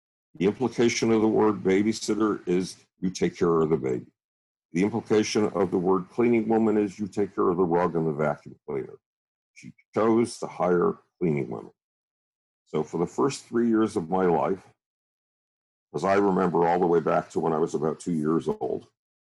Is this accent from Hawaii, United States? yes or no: no; Buffalo, New York, United States; I grew up in Buffalo, New York, which in itself is a nightmare